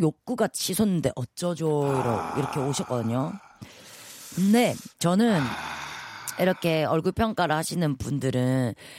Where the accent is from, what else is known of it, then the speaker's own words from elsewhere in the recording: Busan, South Korea; now in Seoul, South Korea; 세 명이서 부산에서 올라왔거든요.